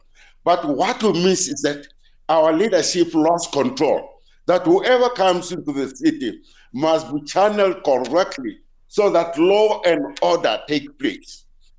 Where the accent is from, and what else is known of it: South Africa